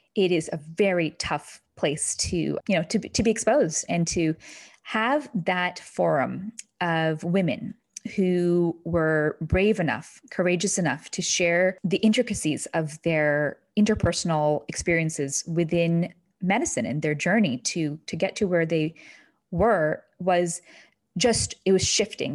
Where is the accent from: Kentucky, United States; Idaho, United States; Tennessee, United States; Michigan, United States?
Kentucky, United States; moved away as an adult; now in New Hampshire, United States; I grew up in a small, intimate town in Kentucky